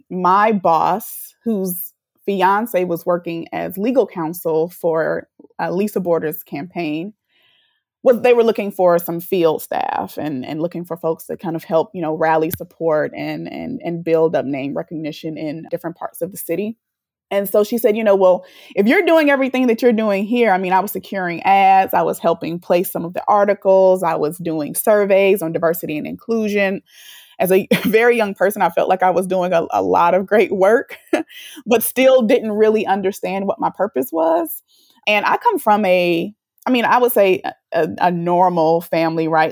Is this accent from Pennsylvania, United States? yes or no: no; Birmingham, Alabama, United States; also born or lived in Detroit, Michigan / Atlanta, Georgia; I grew up in Birmingham, Alabama, specifically in Fairfield